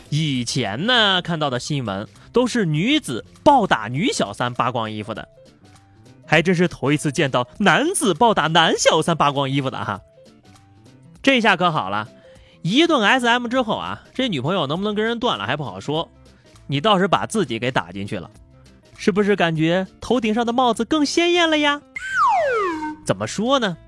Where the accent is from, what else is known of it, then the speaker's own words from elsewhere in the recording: China; 作为一个中国人